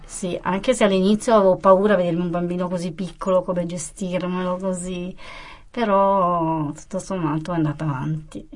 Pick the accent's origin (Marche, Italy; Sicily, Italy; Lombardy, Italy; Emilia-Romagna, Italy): Lombardy, Italy; Como; also born or lived in Apulia; io sono nata a Como, ho 49 anni, e i miei genitori meridionali però il sangue è pugliese, non mi sento comasca.